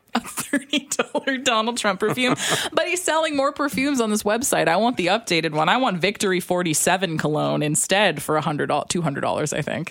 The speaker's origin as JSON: {"language": "English", "region": "Alberta", "country": "Canada", "said": "I'm from Alberta"}